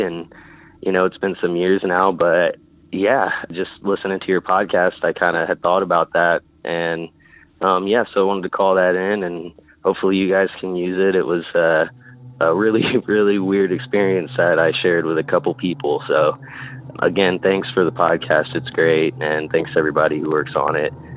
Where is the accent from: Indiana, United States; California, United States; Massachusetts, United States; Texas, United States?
Indiana, United States; I'm from Indiana. Kind of lived all over the state, but predominantly in Indianapolis